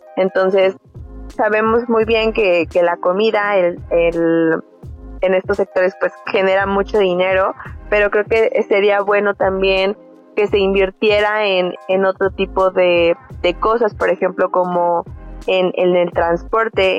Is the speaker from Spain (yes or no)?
no; Mexico; para nosotros como mexicanos